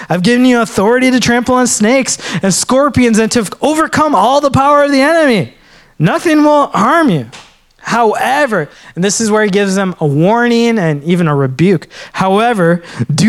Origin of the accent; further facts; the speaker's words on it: Minnesota, United States; growing up in Minnesota as a Sri Lankan, there weren't a lot of people that looked like me